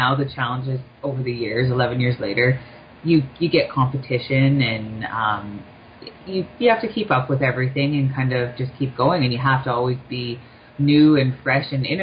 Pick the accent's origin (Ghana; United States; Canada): Canada; Thunder Bay, Ontario; now in Toronto, Canada; I'm not from Toronto. I'm actually from Thunder Bay